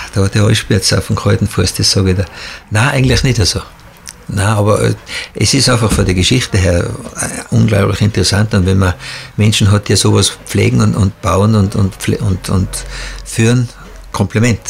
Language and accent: German; Tyrol, Austria; wir Tiroler